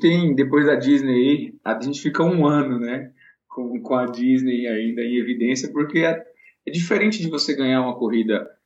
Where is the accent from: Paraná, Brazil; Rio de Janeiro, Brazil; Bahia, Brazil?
Bahia, Brazil; Vitória da Conquista; moved away as an adult; now in São Paulo, Brazil; eu sou de Vitória da Conquista, né, sou do interior